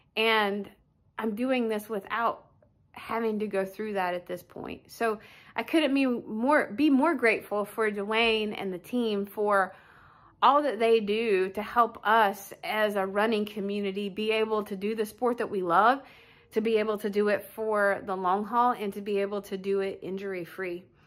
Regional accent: Wichita, Kansas, United States; I'm from Wichita, Kansas

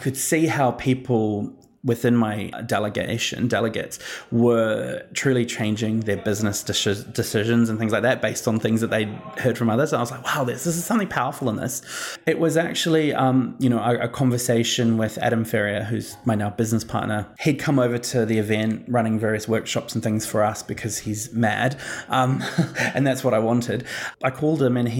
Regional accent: New Zealand; now in Australia; arriving in Australia and trying to, as a New Zealander

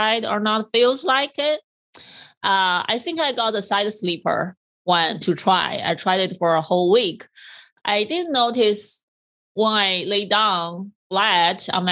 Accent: China; when I was younger, I'm from China, we had this very hard bamboo made square pillow as well

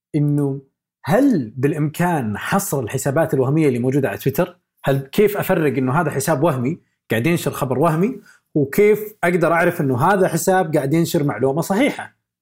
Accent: Saudi Arabia; عندنا في السعوديه

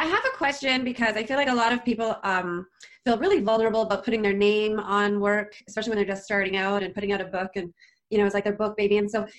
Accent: Canada; because I'm Canadian

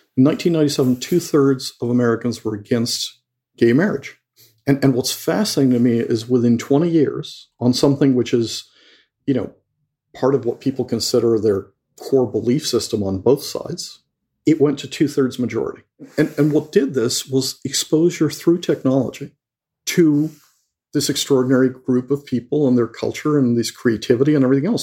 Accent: Mexico; moved away; I grew up in Mexico and I went to Jesuit school

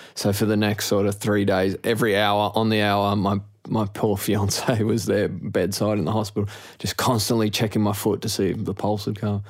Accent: Sydney, New South Wales, Australia; growing up in Maroubra

